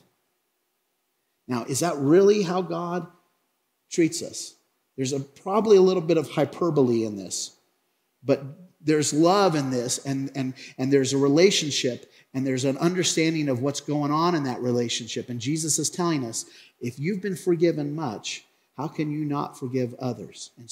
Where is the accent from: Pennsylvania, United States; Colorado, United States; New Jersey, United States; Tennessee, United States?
Colorado, United States; Craig; I grew up in Craig, Colorado in the 1980s